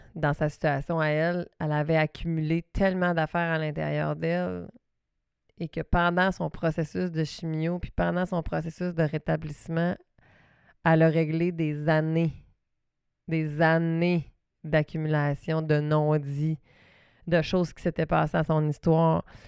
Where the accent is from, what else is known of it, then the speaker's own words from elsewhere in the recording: Saguenay, Quebec, Canada; accent: Saguenay; mon petit accent du Saguenay